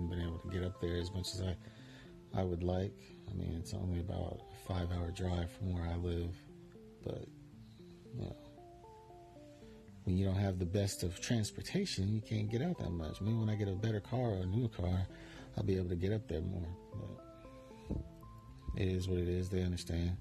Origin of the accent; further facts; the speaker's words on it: Bonner Springs, Kansas, United States; moved away; my hometown of Bonner Springs, Kansas